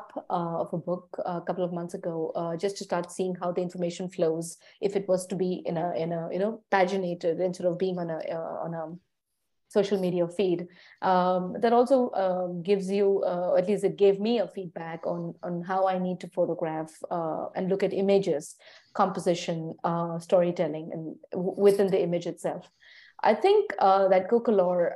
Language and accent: English; India; moved away as an adult; now in Copenhagen, Denmark; I was born and raised in India. I've traveled and lived in different parts of India as a child and as an adult.